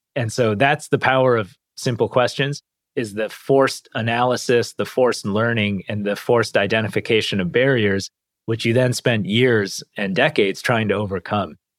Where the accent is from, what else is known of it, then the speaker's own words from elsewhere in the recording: Detroit, Michigan, United States; we grew up around Detroit. And I was raised in a pretty tight knit Indian American immigrant community.